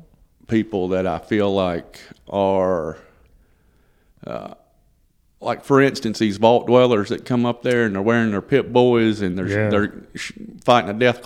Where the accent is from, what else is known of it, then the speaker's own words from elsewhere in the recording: North Carolina, United States; born there; I was born in North Carolina in 1974.